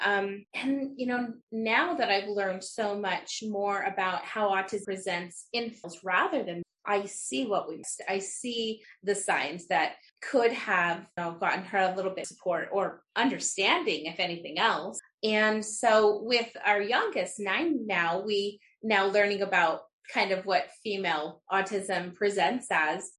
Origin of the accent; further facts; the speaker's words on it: Utah, United States; I'm from Utah.